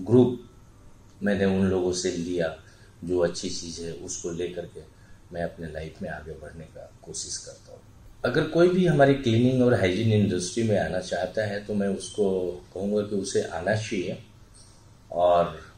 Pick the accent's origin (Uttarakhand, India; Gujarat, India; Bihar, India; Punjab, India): Bihar, India; और मैं बेसिकली बिहार से बिलोंग करता हूँ तो वहाँ मिडिल क्लास फैमिली का वो चाहत होती है